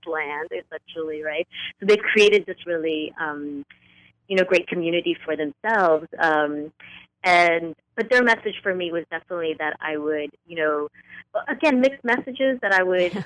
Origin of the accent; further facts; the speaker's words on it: northern New Jersey, United States; grew up in um, in a home where my dad is from Cuba, my mother's from Colombia, and we grew up in a small working class community just outside of New York City, so that little corner of northern New Jersey